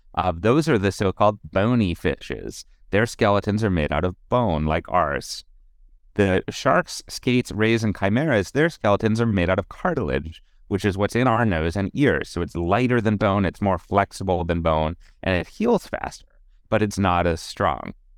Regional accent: Pittsburgh, Pennsylvania, United States; born or raised there

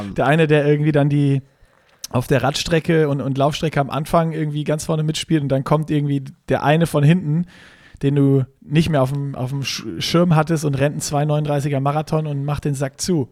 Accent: Germany; Wir sind Deutsche

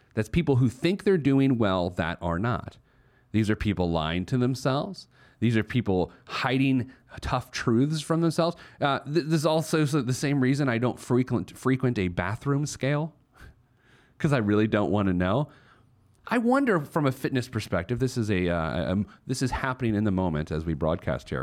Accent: Indianapolis, Indiana, United States

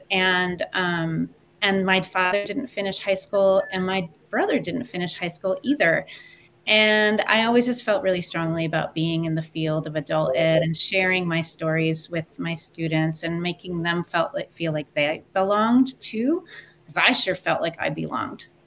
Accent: Tucson, Arizona, United States; I'm from Tucson, Arizona. And I'm a lifelong Tucsonan. I've been in Tucson my whole life.

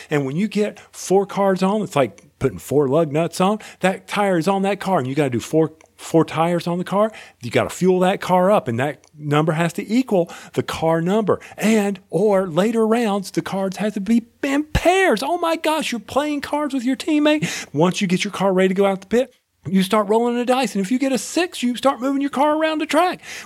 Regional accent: North Carolina, United States; I'm from North Carolina

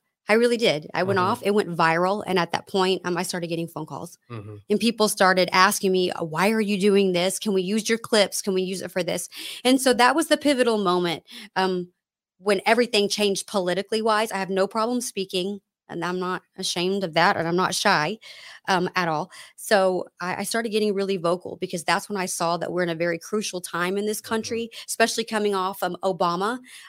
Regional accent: Texas, United States; moved away as an adult; also born or lived in California; So I'm a Texan, so I love football.

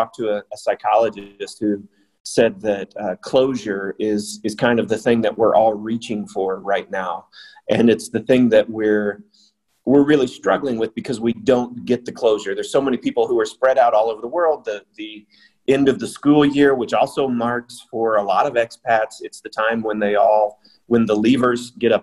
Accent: United States; now in China; my home country in the U.S.

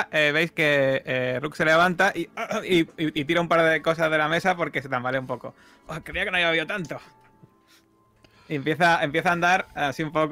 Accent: Havana, Cuba; porque me recuerda a la casa de mi infancia en La Habana. Era también de color azul. Allí las casas son muy coloridas.

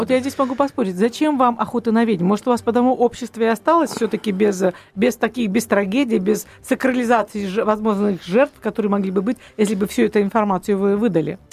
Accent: Russia; мы настолько вот россияне

